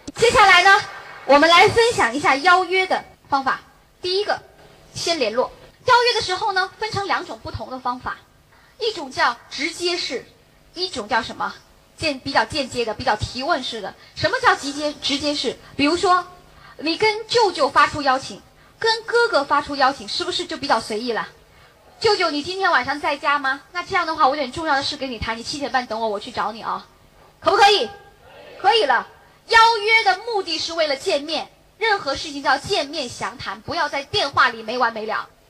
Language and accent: Chinese; Beijing, China; 我也是北京人